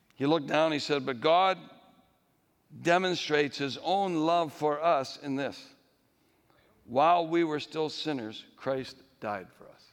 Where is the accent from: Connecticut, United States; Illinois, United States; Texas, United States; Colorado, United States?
Connecticut, United States; Connecticut, my home state